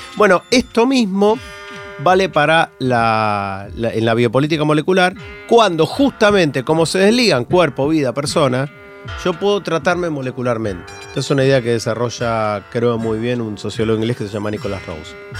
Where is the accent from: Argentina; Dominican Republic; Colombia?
Argentina; como argentino